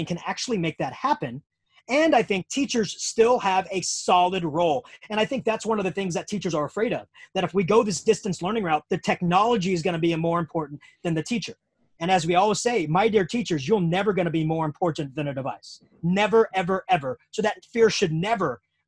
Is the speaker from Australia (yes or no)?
no; United States; being American